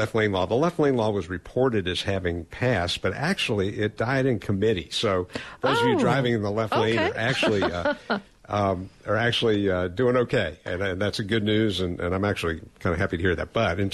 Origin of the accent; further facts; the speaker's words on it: Atlanta, Georgia, United States; moved away; Atlanta, Georgia, my hometown where I grew up